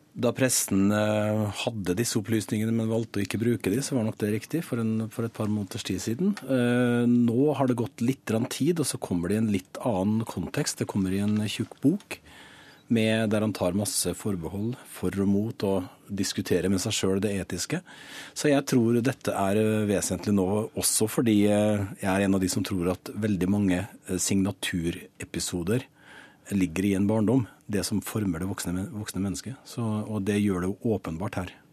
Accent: Western Norway, Norway; Ja, jeg er vestlending jeg også

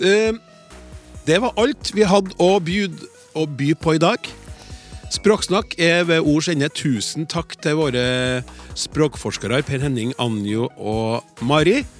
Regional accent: Bergen, Vestland, Norway; og mitt favorittord er rabarbra. Fordi det er så morsomt å si, spesielt eh, som bergenser, fordi det er så mange r-er i ordet.

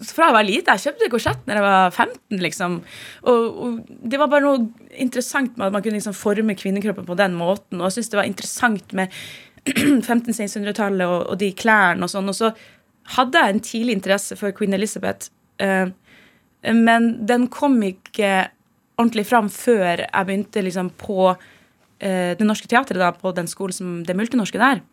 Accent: Tromsø, Troms, Norway; moved away; Jeg vokste opp i Tromsø

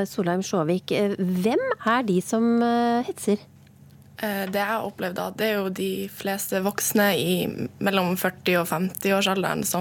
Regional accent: Norway; Og hvis jeg da drar til Oslo, så er det ingen som legger et merke til at jeg er same.

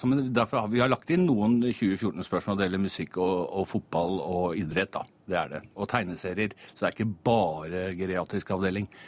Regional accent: Eidsvoll, Akershus, Norway; Jeg kom fra Eidsvoll, så jeg tenkte 1814 spørsmål om, om eh, Eidsvoll var vel litt mye.

